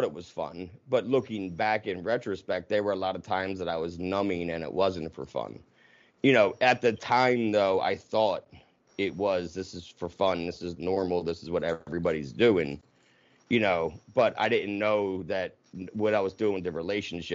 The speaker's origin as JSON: {"language": "English", "area": "right outside of Philadelphia", "region": "New Jersey", "country": "United States", "tie": "born or raised there", "said": "I grew up right outside of Philadelphia, like, minutes, and in Jersey"}